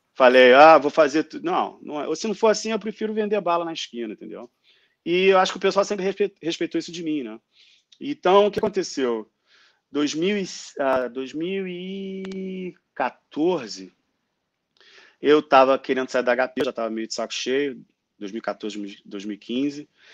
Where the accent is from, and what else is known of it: Rio de Janeiro, Brazil; born or raised there; moved away as an adult; also born or lived in Japan / San Francisco, California; now in Australia